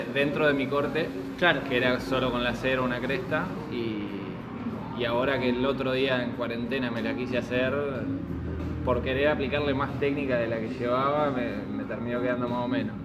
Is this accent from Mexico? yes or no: no; Argentina; also born or lived in Mar del Plata; somos argentinos